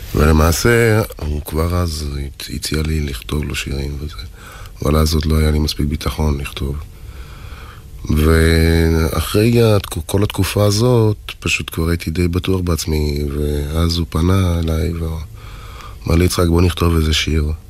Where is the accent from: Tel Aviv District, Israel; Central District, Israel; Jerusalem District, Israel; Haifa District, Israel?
Haifa District, Israel; Haifa; אני יליד חיפה